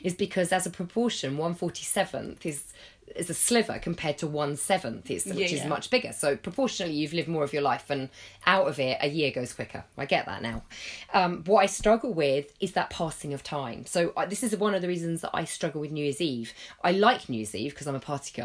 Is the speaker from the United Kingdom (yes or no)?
yes; England, United Kingdom; we're British and I live in England